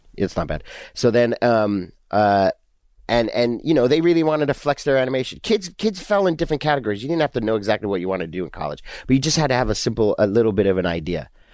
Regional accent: Southern California, United States; born or raised there; also born or lived in England

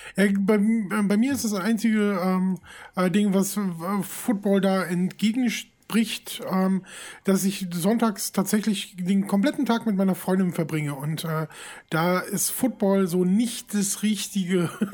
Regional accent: Düsseldorf, North Rhine-Westphalia, Germany; ich komme aus Düsseldorf

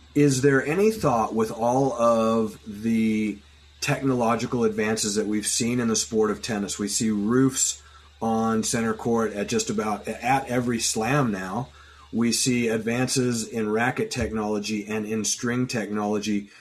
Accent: United States; as American sports fans

